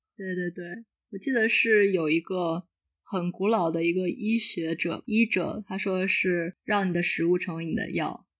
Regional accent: northern China, China; 因为我是北方人

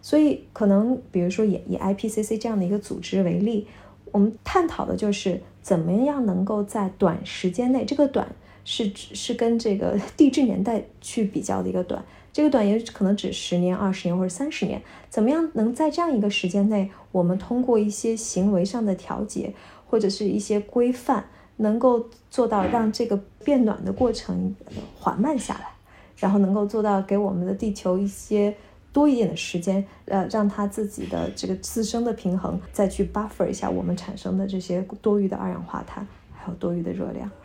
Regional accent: China; moved away as an adult; now in Vienna, Austria; 从小在，咱们在国内长大的孩子

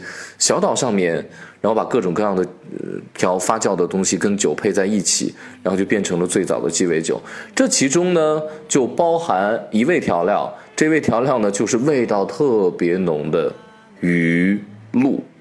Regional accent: Shaanxi, China; 也许是跟我是陕西人的缘故哈，从小我们的物质生活没有那么的富足

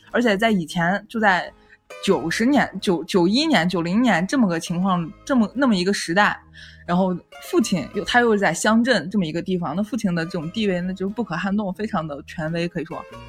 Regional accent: Northwest China, China; accent: Northwestern dialect; 我们西北方言

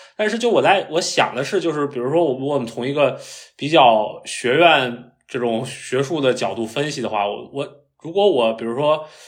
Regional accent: Beijing, China; moved away; 我是北京人嘛

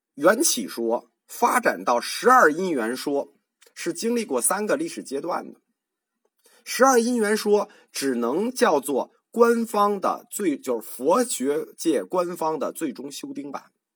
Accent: China; 我们中国人自己传的楞严

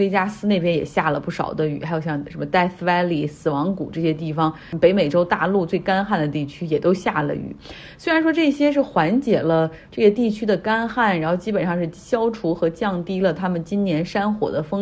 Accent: Harbin, Heilongjiang, China; now in United States; 我老家哈尔滨这边

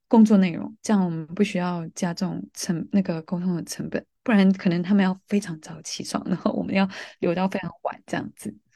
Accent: Malaysia; moved away as an adult; also born or lived in Taiwan; now in London, United Kingdom; 我是来自马来西亚的

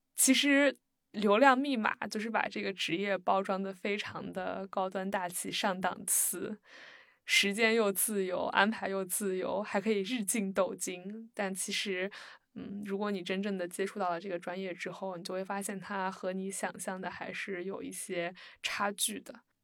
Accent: Shandong, China; 我来自沙东

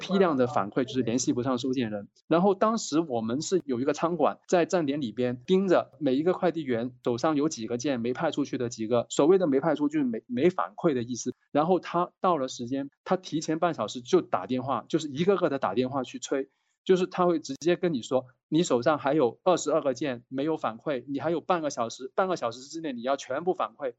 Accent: Guangdong, China; now in Beijing, China; 我是广东人。我现在在北京

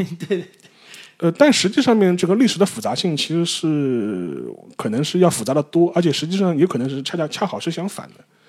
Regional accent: China; 但不会像我们中国人想象的这么

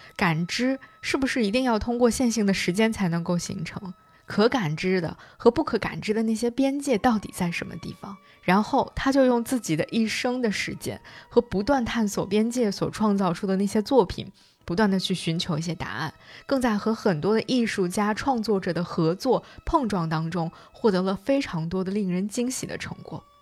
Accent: China; 这个故事应该就是我们中国人所讲的黄粱一梦的故事了。

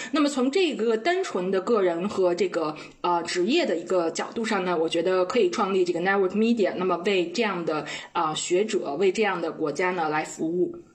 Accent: China; moved away as an adult; now in South Africa; 我们中国人都非常熟悉的这个微信

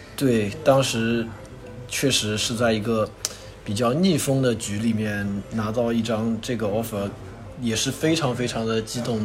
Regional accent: Wuxi, Jiangsu, China; moved away as an adult; also born or lived in Canada; 虽然我是无锡人

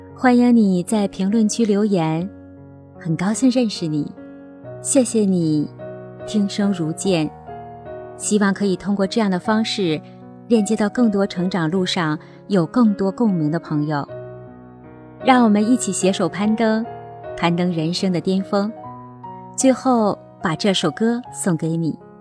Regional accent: Northeast China, China; 我出生在东北，爸爸妈妈是普普实实的农民。他们没有读过书

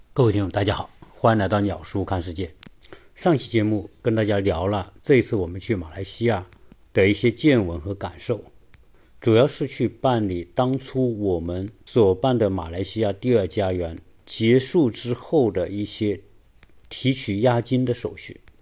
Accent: China; 我们中国人

